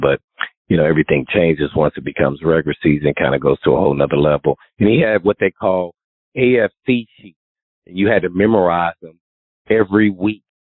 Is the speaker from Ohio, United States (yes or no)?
no; Indianapolis, Indiana, United States; Growing up in Indiana, Indianapolis, and then uh, going to a private cathedral fighting Irish